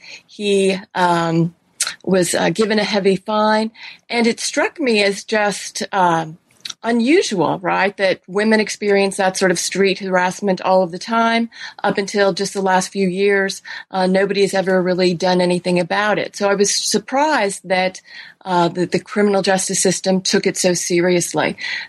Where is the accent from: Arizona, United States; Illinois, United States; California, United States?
California, United States; Sure. Well, I grew up in California